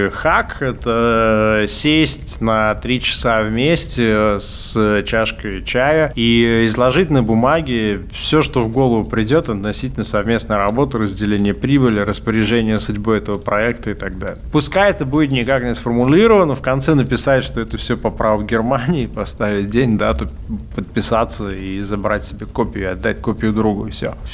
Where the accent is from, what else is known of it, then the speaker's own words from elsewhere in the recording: Magnitogorsk, Chelyabinsk Oblast, Russia; moved away as an adult; now in Vilnius, Lithuania; я приехал в Вильнюс из Магнитогорска.